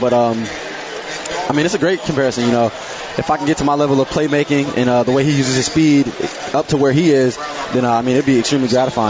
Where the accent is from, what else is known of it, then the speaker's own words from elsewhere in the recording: Houston, Texas, United States; I'm from Houston. I'm used to a big city